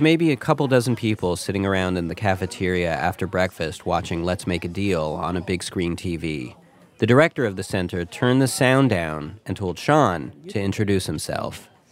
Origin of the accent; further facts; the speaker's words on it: Canada; speaking as a Canadian